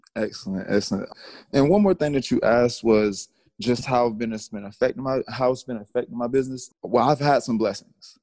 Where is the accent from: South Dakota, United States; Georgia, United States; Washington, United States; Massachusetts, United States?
Georgia, United States; Atlanta; I'm from the south. I'm from Atlanta, Georgia